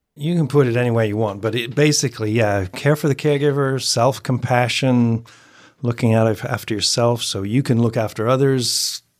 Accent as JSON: {"language": "English", "country": "United Kingdom", "moved": "yes", "said": "I'm former Brit"}